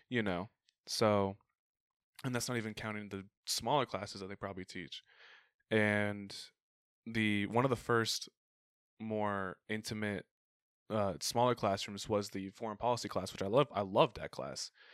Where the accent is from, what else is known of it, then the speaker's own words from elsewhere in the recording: Arizona, United States; I grew up in Arizona